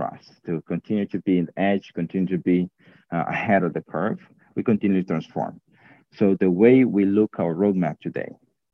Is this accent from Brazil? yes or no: yes; Brazil; moved away as an adult; also born or lived in United States; now in Romania; I was actually born and raised in Brazil